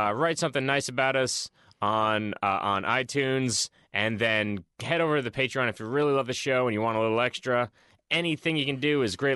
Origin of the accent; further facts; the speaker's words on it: Boston, Massachusetts, United States; I like my hometown